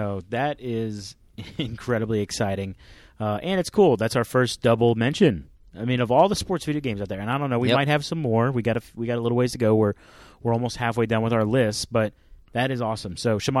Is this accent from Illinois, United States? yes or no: no; Florida, United States; I grew up in Florida